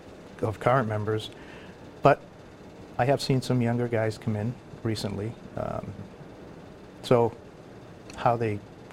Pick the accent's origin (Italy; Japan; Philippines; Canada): Italy; northern Italy; moved away; I am the only Italian-born member to date.